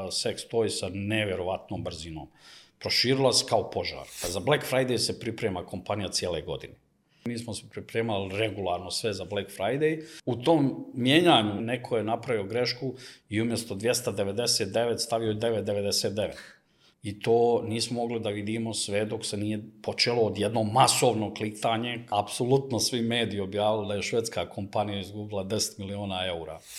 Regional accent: Sarajevo, Federation of Bosnia and Herzegovina, Bosnia & Herzegovina; now in Belgrade, Serbia; Mislim, i ja sam iz Sarajeva, mi smo svi od ozdo i igrom slučaja u onom nesretnim ratovima smo razbacane svuda po svijetu, tako sam ja završio u Beogradu

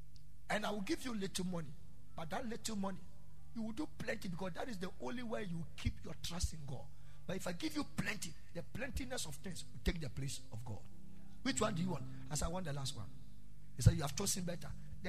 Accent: Ghana; Okay, so I'm in Ghana. I came to Ghana to discuss something with a certain family. I'm a Ghanaian, but I've naturalized and blah blah blah blah blah.

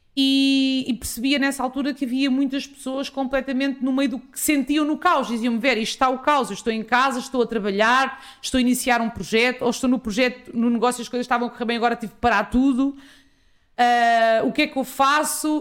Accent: Ribatejo, Portugal; sou ribatejana, uh, sou filha de pais agricultores

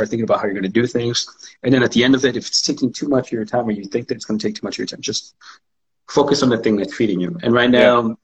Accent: Mexico; now in Pacific Northwest, United States; spending that time in Mexico, from growing up in Mexico

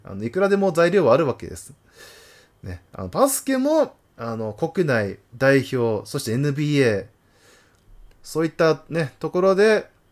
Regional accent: Tohoku, Japan; 私、まあ、根っからの東北人なので

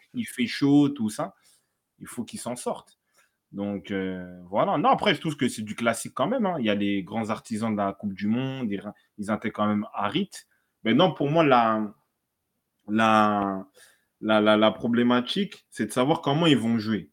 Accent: DR Congo; je suis congolais

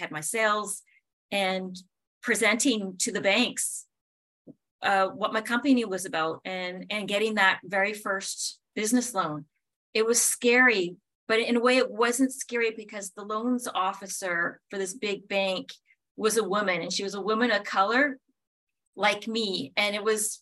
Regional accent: a very small northern town in Canada, Northern Canada, Canada; moved away; I'm from Canada, from a very small northern town in Canada

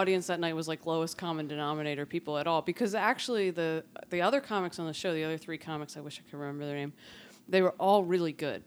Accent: Philadelphia, Pennsylvania, United States; moved away as an adult; now in Lancaster, United States; I come from North Philly

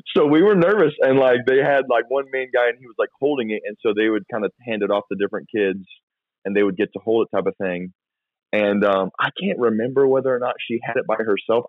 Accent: Florida, United States; also born or lived in Georgia, United States; I grew up in Florida, but I was born and raised for the first ten years of my life in Georgia

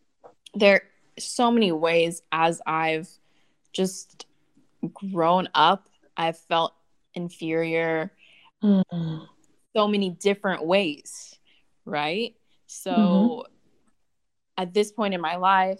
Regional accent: United States; now in Germany; I am American and English speaker

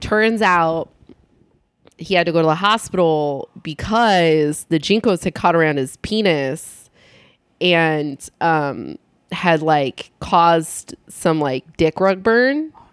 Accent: San Luis Obispo County, California, United States; I'm from San Luis Obispo County

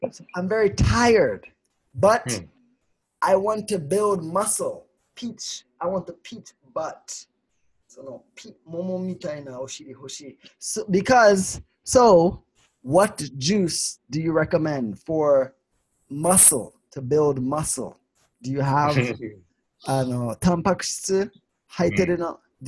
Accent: Sweden; Ah, I'm from Sweden.

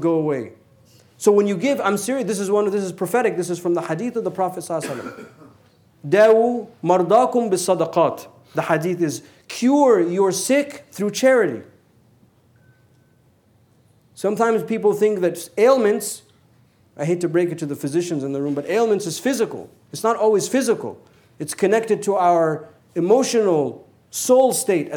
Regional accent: United States; we're American

